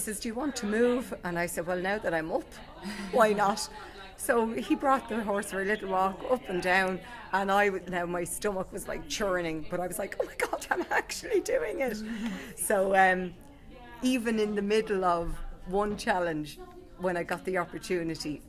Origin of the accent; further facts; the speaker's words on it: Ireland; being Irish